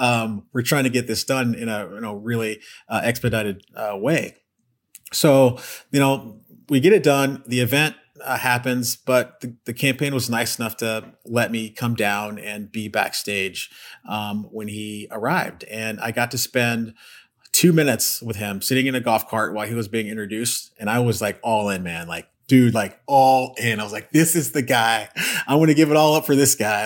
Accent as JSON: {"language": "English", "town": "Austin", "region": "Texas", "country": "United States", "tie": "born or raised there", "also_born_or_lived": "Pflugerville, Texas", "moved": "yes", "said": "I grew up in Texas, uh, Austin, Texas."}